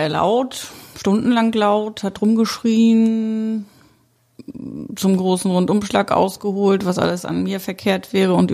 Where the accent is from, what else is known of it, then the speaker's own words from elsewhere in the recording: Mecklenburg-Vorpommern, Germany; ich hatte meine Heimat verlassen für meinen Ex-Mann und bin damals von Mecklenburg-Vorpommern nach Schleswig-Holstein gezogen.